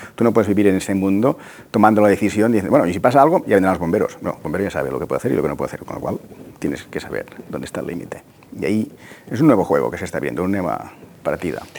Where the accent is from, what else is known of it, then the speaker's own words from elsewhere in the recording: Tarragona, Catalonia, Spain; yo soy de Tarragona